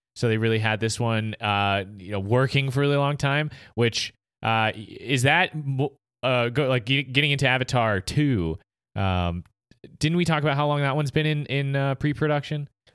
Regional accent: United States; as an American

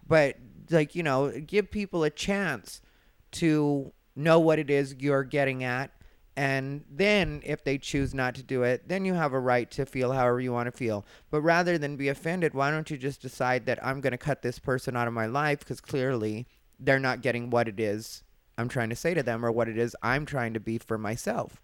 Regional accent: Arizona, United States; I'm from Arizona

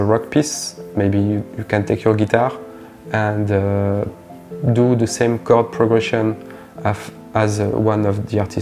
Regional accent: Provence-Alpes-Côte d'Azur, France; from Provence

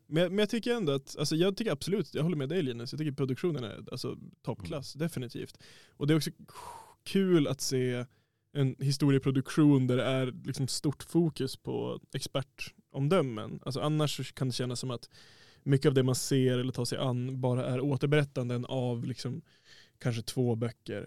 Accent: Härnösand, Västernorrland County, Sweden; jag är själv från Härnösand

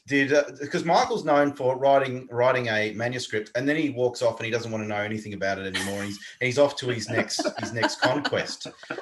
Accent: Tasmania, Australia; I'm from Tasmania

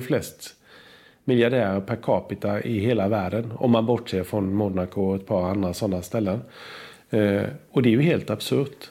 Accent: Sweden; jag är född i Sverige

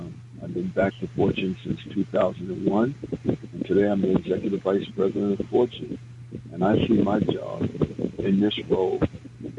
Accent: New York City, New York, United States; I was born and raised in the South Bronx in Soundview Projects

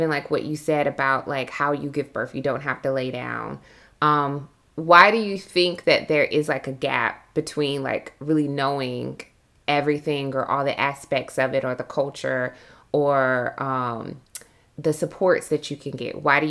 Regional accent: South Georgia, United States; now in Atlanta, United States; I'm from South Georgia.

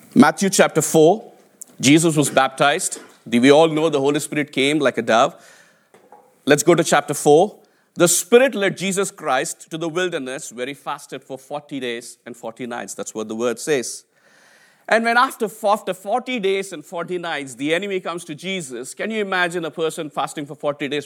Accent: India; English is a second language; moved away as an adult; now in United Kingdom; I came from India, right? I, I, I, I, my English was my third language

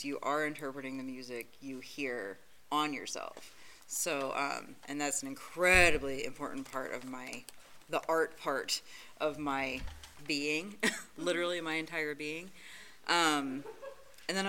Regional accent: Western Pennsylvania, United States; moved away; I grew up in Western Pennsylvania

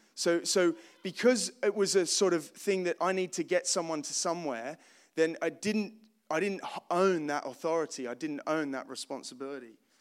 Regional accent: Australia; moved away as an adult; I grew up in Australia, uh, born in nineteen eighty-seven

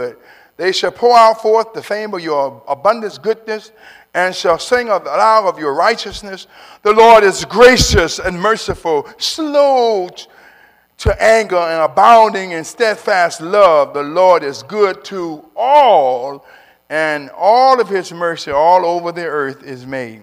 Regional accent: Kansas City, Missouri, United States; It's my home state and home city

